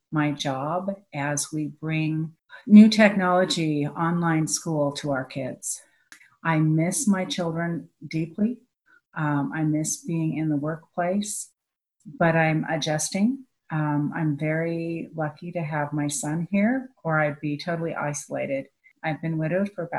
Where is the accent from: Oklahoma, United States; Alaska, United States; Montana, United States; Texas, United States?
Alaska, United States; Ketchikan; I was born in Ketchikan, Alaska in 1961